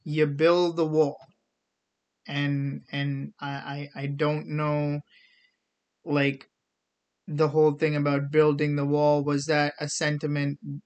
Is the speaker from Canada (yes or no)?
no; India; now in United States; I'm from India